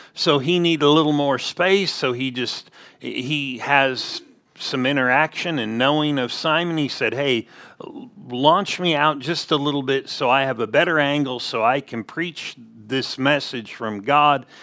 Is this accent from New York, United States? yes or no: no; Southern California, United States; growing up in Southern California